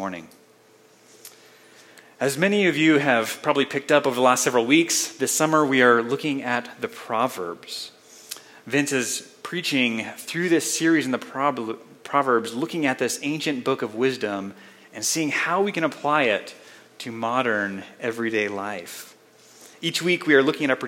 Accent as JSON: {"language": "English", "town": "Colorado Springs", "region": "Colorado", "country": "United States", "tie": "born or raised there", "also_born_or_lived": "Spokane, Washington", "moved": "as an adult", "said": "I grew up here in the Springs, not too far from downtown"}